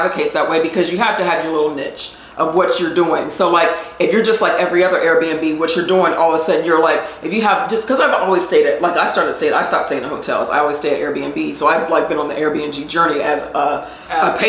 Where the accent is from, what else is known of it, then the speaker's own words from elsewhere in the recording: Columbus, Ohio, United States; moved away as an adult; now in Atlanta, United States; I am originally from Columbus, Ohio